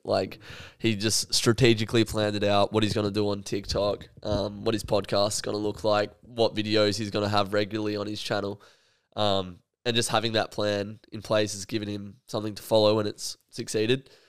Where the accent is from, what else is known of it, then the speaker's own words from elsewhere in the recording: Australia; as an Australian